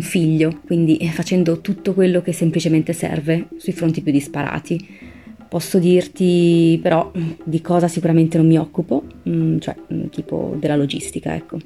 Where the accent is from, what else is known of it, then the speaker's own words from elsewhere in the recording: Milan, Lombardy, Italy; Io vengo da Milano, anche se la mia famiglia ha origini siciliane